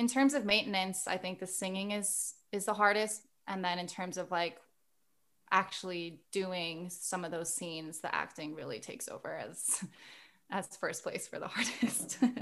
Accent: Guam; moved away; we were born and raised on Guam

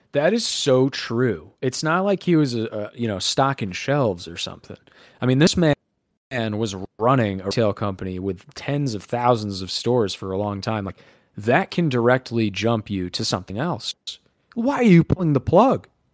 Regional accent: United States; as an American

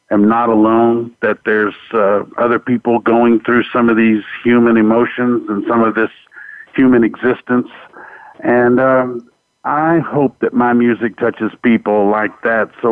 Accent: Fort Worth, Texas, United States; born and raised in Fort Worth, Texas

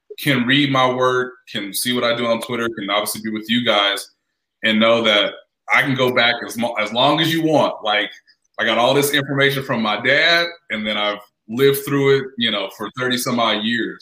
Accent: Kansas City, United States; moved away; also born or lived in Indianapolis, Indiana; we're both from Kansas City. Me and my family moved back in 2017

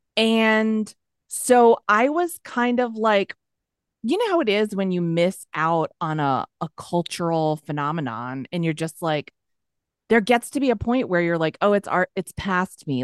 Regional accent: near Boston, Massachusetts, United States; moved away as an adult; also born or lived in New York City; I'm from Massachusetts. I just say Boston for short, near mm-hmm. Boston

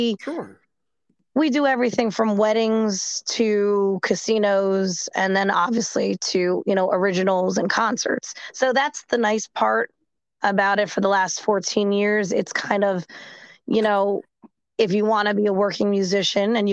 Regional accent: New Jersey, United States; most people, they don't even realize that I'm from New Jersey until maybe I start talking or I tell them.

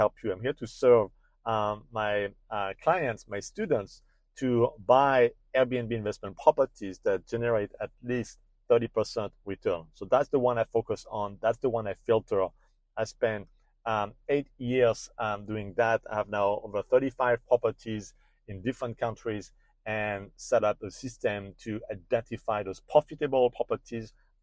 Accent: France; accent: French; You will recognize my French accent

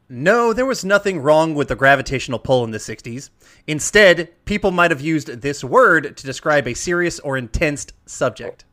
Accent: Georgia, United States; I grew up in the South, like, we, we grew up saying stuffing.

